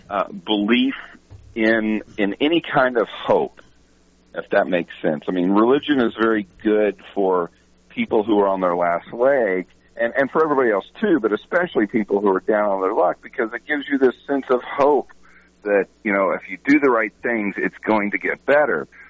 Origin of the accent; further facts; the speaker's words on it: Texas, United States; I'm from Texas